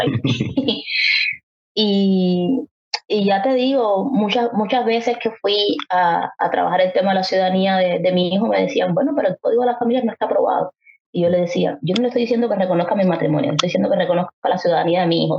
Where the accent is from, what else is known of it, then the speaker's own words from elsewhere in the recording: Havana, La Habana, Cuba; los que somos habaneros y habaneras